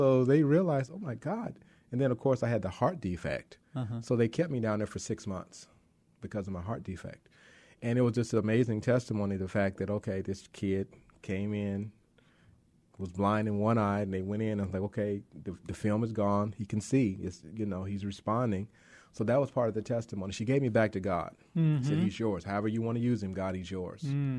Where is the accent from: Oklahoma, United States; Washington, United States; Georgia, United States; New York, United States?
Oklahoma, United States; Lawton; I grew up in Oklahoma. I was a military brat, my stepdad and my mom.